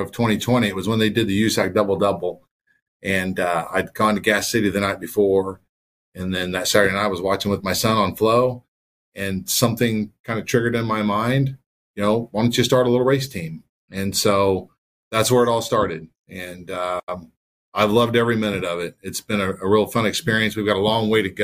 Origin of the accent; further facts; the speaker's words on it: Anderson, Indiana, United States; I grew up in Anderson, Indiana, so I went to the Anderson Speedway a lot as a kid